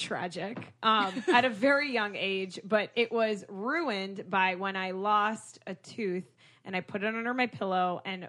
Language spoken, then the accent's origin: English; Boca Raton, Florida, United States; I grew up in Boca and everyone there is Jewish.